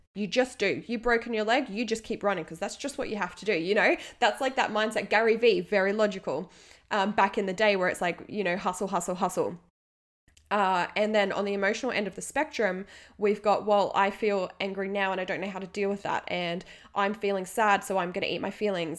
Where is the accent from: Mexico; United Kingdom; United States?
United Kingdom; England; now in Australia; here in Australia, I grew up in England for half my life as well